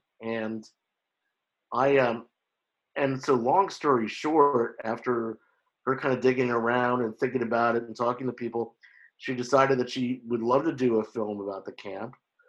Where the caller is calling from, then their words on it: Oakland, California, United States; I'm calling in from Oakland, California